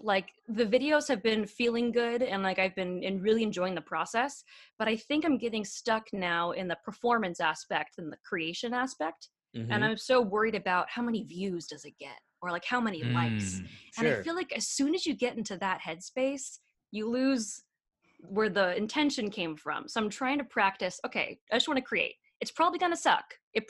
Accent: California, United States; now in New York, United States; I guess it's a New York accent. I'm from California.

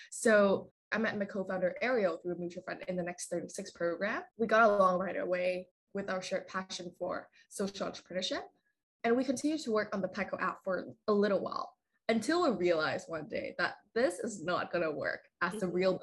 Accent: Vietnam; moved away as an adult; now in Vancouver, Canada; I am originally from Vietnam. So I grew up there and then I moved to uh, Vancouver when I was around like 18 for university

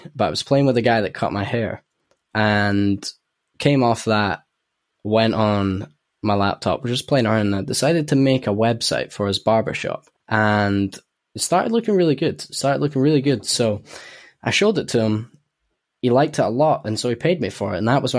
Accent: Edinburgh, Scotland, United Kingdom; accent: Edinburgh; a lot of people from Edinburgh would probably say my Edinburgh accent's fading out as well.

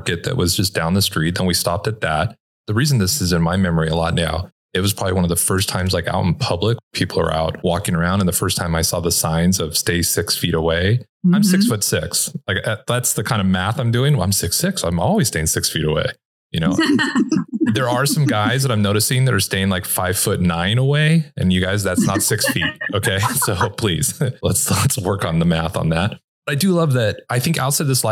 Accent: Los Angeles, California, United States; moved away as an adult; also born or lived in Orange County, California; I'm originally from Los Angeles and Orange County, Southern California.

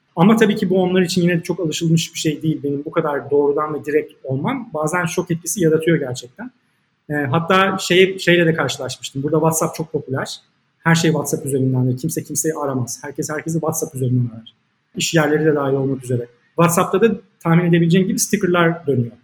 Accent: Turkey; now in Panama; ben de tabii ki bir Türk, Türk olarak

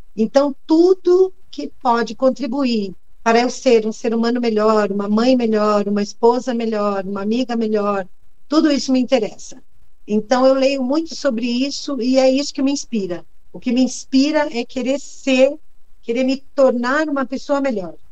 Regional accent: beyond the Vale do Ribeira, São Paulo, Brazil; no interior, lá onde eu nasci, eu nasci depois do Vale do Ribeira. Depois do Vale do Ribeira. O Vale do Ribeira já é uma das regiões muito carentes, né, do nosso estado.

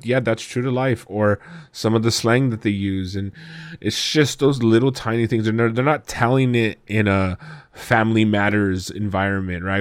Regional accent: Southern California, United States; we're Mexican from Southern California.

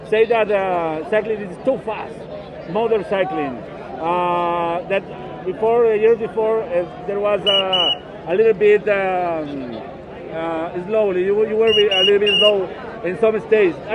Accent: Ecuador; English is a second language; I'm from Ecuador

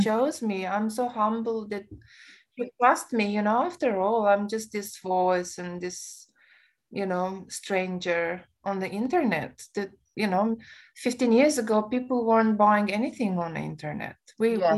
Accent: Romania; English is a second language; now in Australia; I come from a Romanian background

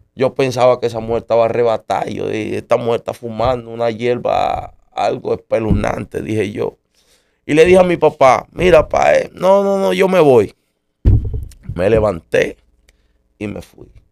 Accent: United States; En marzo del 79 nací yo en los Estados Unidos.

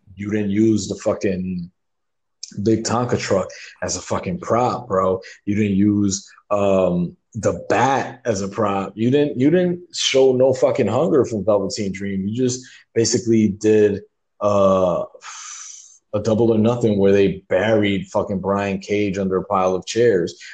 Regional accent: New York City, New York, United States; we're Puerto Ricans, we're from the Bronx

